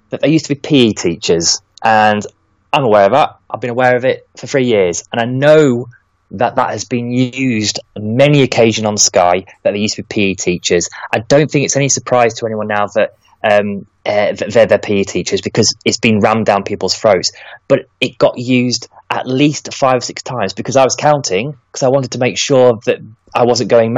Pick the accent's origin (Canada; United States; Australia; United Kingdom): United Kingdom; Lincoln, East Midlands; I'm from Lincoln.